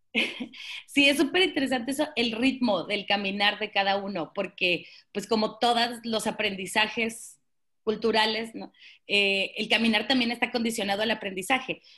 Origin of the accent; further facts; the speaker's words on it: Monterrey, Nuevo León, Mexico; yo soy de Monterrey y ahora vivo en, Monterrey